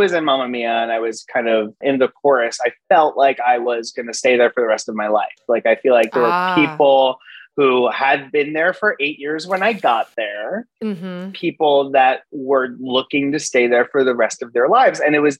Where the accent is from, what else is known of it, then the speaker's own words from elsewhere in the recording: Boca Raton, Florida, United States; moved away as an adult; growing up in Boca Raton, Florida